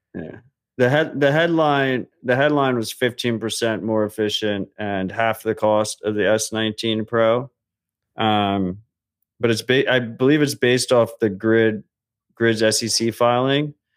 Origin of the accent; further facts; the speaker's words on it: United States; as an American